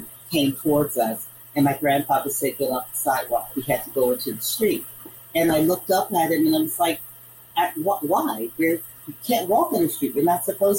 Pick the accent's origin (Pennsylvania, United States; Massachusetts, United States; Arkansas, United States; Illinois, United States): Arkansas, United States; accent: northern; also born or lived in northern US; growing up in the South